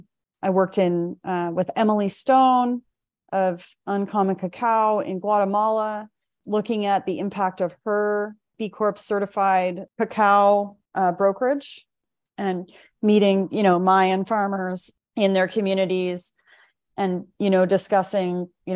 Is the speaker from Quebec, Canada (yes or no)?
no; Lunenburg, Nova Scotia, Canada; now in Vancouver, Canada; that's when I relocated to Vancouver from Halifax, from Lunenburg, Nova Scotia, and really started to kind of rebuild and rethink.